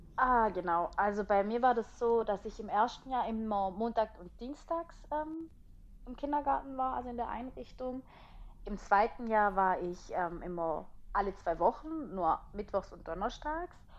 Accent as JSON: {"language": "German", "country": "Italy", "said": "als Italienerin"}